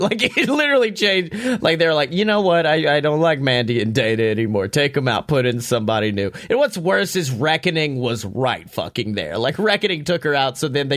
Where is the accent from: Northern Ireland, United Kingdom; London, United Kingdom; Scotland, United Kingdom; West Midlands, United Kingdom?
Scotland, United Kingdom; I'm from Scotland